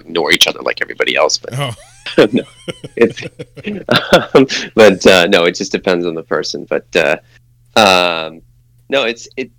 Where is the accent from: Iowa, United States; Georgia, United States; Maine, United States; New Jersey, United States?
Maine, United States; moved away; also born or lived in California; But I'm originally from Maine and then moved to California